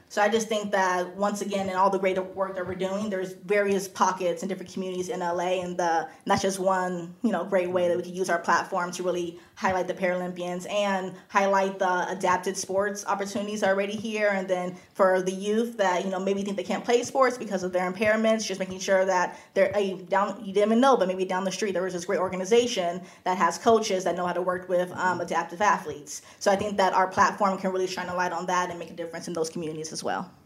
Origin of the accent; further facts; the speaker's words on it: Los Angeles, California, United States; I'm from Los Angeles. I grew up just right down the street